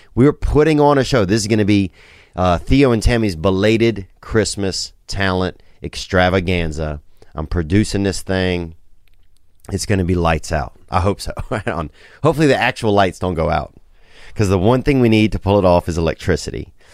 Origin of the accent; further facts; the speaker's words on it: Louisiana, United States; growing up in Louisiana